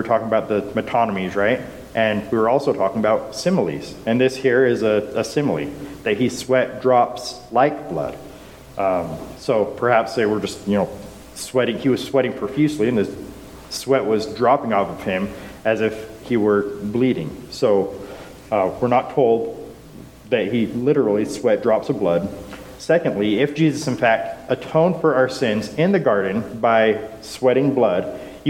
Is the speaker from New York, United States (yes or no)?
no; Utah, United States; growing up in Utah